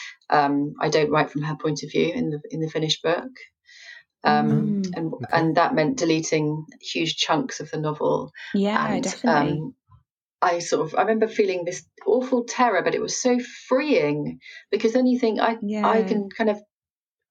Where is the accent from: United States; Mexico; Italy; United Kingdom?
United Kingdom; I'm British